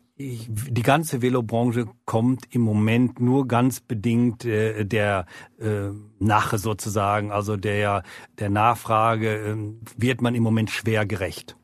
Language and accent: German; Gütersloh, North Rhine-Westphalia, Germany; moved away as an adult; also born or lived in Bern, Switzerland; now in Lake Biel, Switzerland; eigentlich gebürtig in Gütersloh, Deutschland